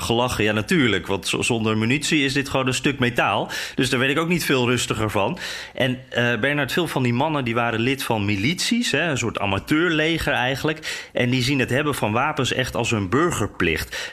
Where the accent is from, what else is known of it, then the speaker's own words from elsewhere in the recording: Netherlands; wij als Nederlanders